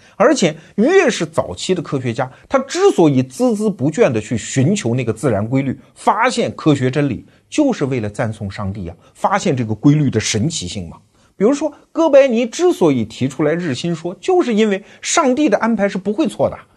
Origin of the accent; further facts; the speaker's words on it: China; 我们中国人